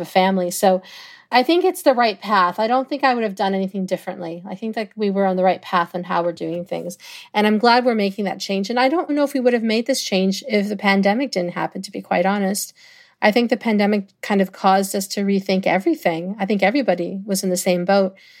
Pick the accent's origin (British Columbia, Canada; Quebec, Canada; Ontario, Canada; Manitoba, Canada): Ontario, Canada; Toronto; it's always gonna be my hometown